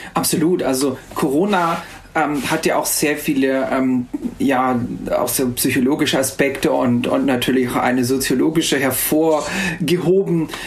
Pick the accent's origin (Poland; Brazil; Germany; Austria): Austria; also born or lived in Salzburg; bei uns in Österreich